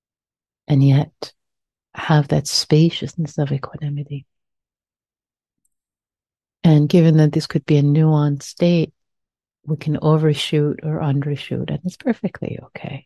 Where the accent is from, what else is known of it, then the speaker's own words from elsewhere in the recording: Iran; accent: Persian; my Persian accent